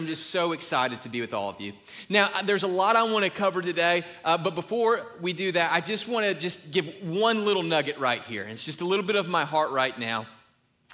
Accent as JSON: {"language": "English", "town": "Griffin", "region": "Georgia", "country": "United States", "tie": "born or raised there", "said": "I'm from a little place called Griffin"}